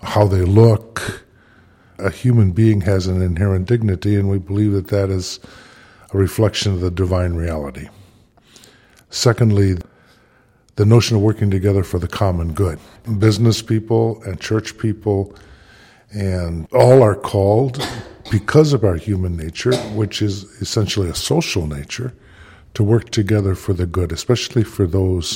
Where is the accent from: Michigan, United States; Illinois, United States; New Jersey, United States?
Michigan, United States; Detroit; moved away; My hometown is Detroit, Michigan